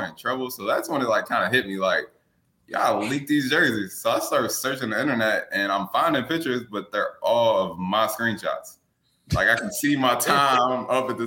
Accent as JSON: {"language": "English", "region": "West Virginia", "country": "United States", "said": "I'm from West Virginia."}